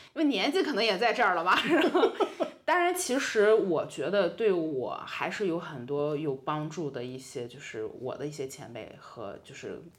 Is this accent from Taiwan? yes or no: no; Qingdao, Shandong, China; moved away as an adult; also born or lived in Italy; now in Milan, Italy; 可能回我的家乡青岛